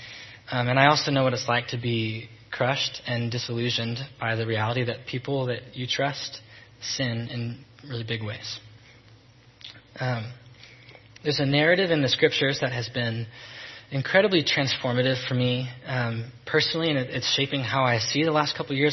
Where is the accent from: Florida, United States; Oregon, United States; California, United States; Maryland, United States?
Oregon, United States; Salem; born and raised in Salem